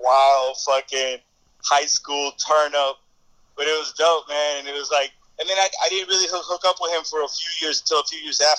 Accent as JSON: {"language": "English", "town": "Kendall", "region": "Florida", "country": "United States", "said": "We're from Kendall, you know, which is like the outskirts. It's the new development of Miami. It's the suburbs"}